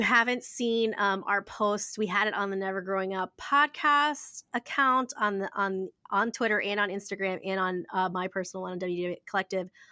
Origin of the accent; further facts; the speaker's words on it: Ohio, United States; I grew up in Ohio